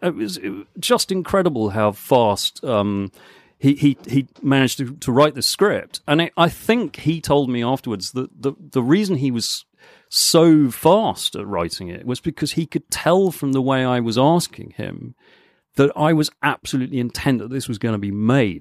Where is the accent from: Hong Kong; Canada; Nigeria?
Hong Kong; moved away; also born or lived in Canterbury / Guildford / London; I was born and grew up in Hong Kong